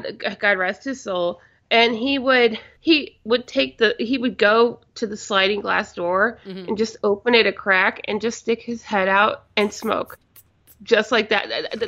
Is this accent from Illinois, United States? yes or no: no; Indiana, United States; moved away; also born or lived in Chicago; I grew up with it in Indiana